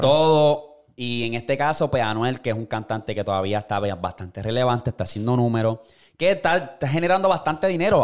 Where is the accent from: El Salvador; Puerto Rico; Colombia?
Puerto Rico; moved away as an adult; also born or lived in United States; yo me crié en Puerto Rico